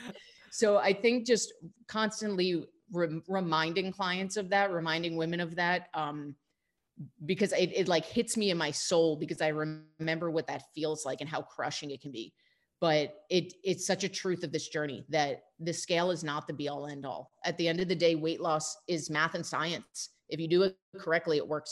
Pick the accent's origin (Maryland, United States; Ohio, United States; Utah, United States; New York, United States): New York, United States; also born or lived in California; now in Tucson, United States; I'm I'm born and raised in New York, so I will always be an East Coaster at heart